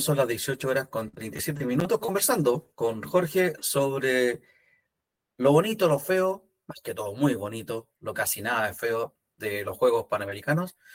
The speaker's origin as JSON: {"language": "Spanish", "country": "Chile", "said": "como chilenos"}